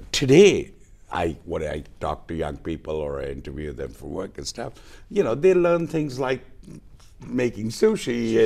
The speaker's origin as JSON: {"language": "English", "town": "New Orleans", "region": "Louisiana", "country": "United States", "tie": "born or raised there", "also_born_or_lived": "Tokyo, Japan", "moved": "as an adult", "lives_now": "Goa, India", "said": "I grew up in the South, in the U.S."}